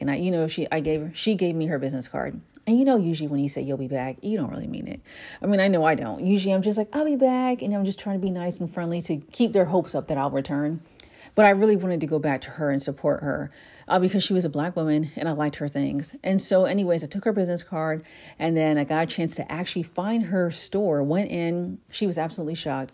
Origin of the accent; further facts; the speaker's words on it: New Jersey, United States; my brother and I were born here in the States, in New Jersey